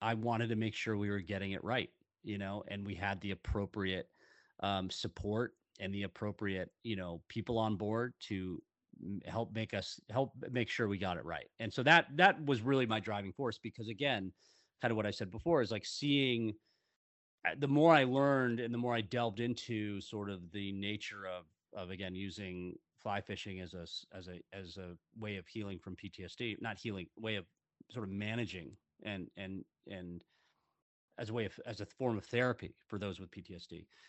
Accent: Seattle, Washington, United States; I grew up in Seattle, Washington.

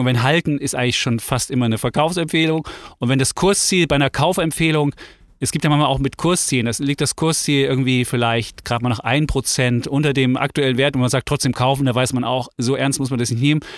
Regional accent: Leipzig, Saxony, Germany; moved away; ich bin in der DDR groß geworden, in Leipzig.

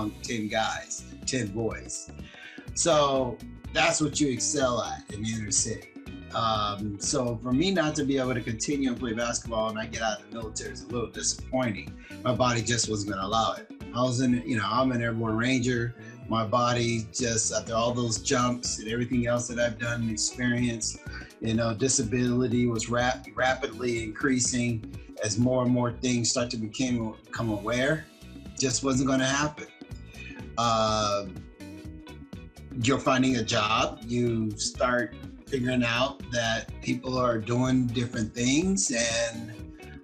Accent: Compton, California, United States; when I grew up on Saturday mornings in Compton, my brother

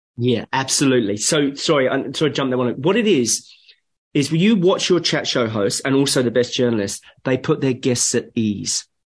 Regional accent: England, United Kingdom; moved away; I'm, I'm a POM. I'm English. My parents are from UK

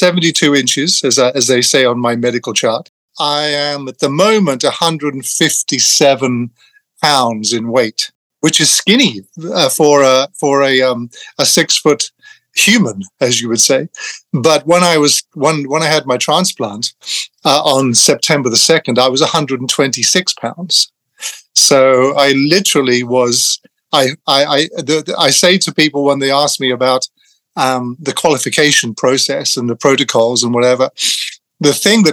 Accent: England, United Kingdom; I grew up in England. I lost my Irishness very early on, which children tend to do when they're relocated at a young age.

